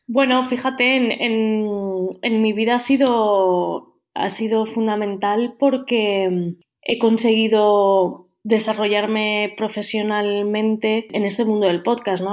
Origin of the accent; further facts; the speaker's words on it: Valencian Community, Spain; soy valenciana